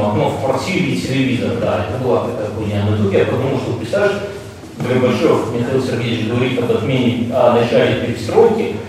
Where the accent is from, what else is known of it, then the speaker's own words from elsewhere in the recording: eastern Belarus, Belarus; мы из Восточной Беларуси, были ближе туда, к России.